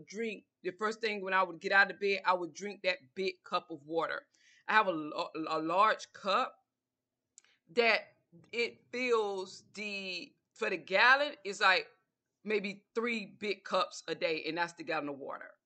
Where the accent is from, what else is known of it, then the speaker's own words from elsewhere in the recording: Georgia, United States; I'm from the South, I'm from Georgia